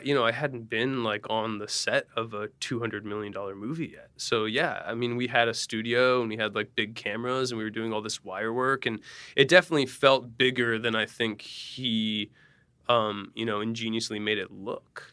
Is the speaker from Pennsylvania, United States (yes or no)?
yes; Allentown, Pennsylvania, United States; Allentown, Pennsylvania